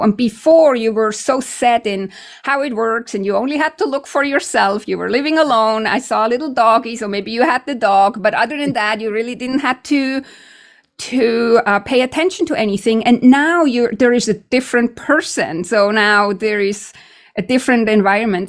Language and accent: English; Switzerland; now in Canada; I'm from Switzerland